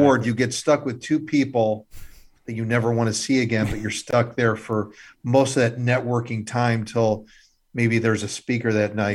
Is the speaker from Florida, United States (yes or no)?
no; Illinois, United States; I'm actually from Illinois, born and raised